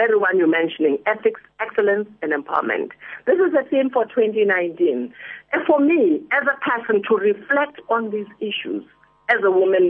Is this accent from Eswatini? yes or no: yes; Manzini, Eswatini; also born or lived in Soweto, South Africa / Botswana; now in South Africa; Yes, I was born in Pimble in Soweto, but when I was under a year old, my parents emigrated to Swaziland. So I grew up in Manzini, Swaziland